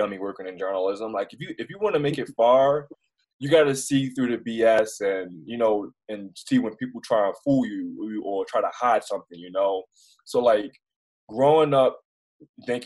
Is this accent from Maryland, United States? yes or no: yes; Baltimore, Maryland, United States; moved away as an adult; also born or lived in Pennsylvania; now in Bozeman, United States; grew up in the hood like I did in Baltimore